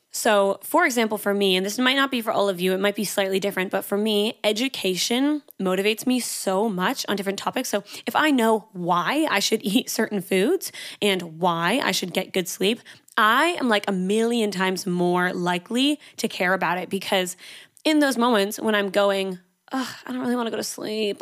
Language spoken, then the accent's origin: English; Canada; now in Sydney, Australia; I'm Canadian, so my accent can be a little bit crazy sometimes